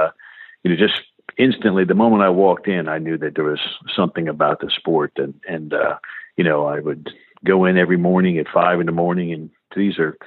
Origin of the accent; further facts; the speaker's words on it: Silver Spring, Maryland, United States; I grew up right outside Washington, D.C. in a community called Silver Spring, Maryland.